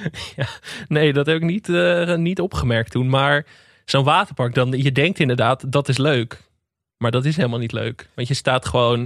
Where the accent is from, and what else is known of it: Netherlands